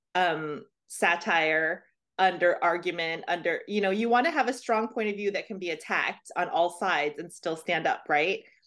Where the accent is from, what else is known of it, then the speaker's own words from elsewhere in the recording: Louisiana, United States; I'm from Louisiana